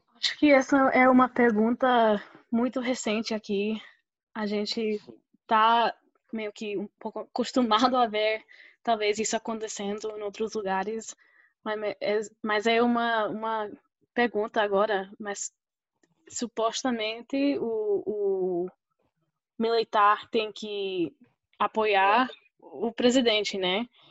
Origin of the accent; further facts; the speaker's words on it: Oklahoma, United States; accent: mixture of Fortaleza, Rio and Paraíba; first language Spanish; Portuguese is a second language; also born or lived in Costa Rica / Campina Grande, Brazil / Recife, Brazil; now in Pittsburgh, United States; Então, eu nasci aqui em Oklahoma, é, que fica perto do Texas. E morei uns dois anos na Costa Rica, cresci falando espanhol